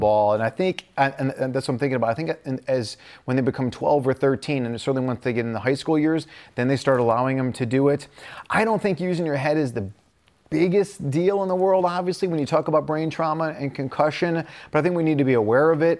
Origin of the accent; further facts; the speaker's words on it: Midwest, United States; I grew up in the Midwest